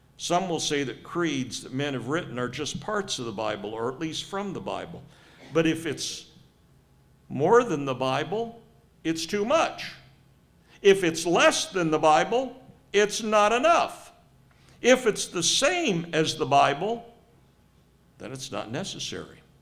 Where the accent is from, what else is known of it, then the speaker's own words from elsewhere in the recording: Cincinnati, Ohio, United States; also born or lived in Southern California; Cincinnati area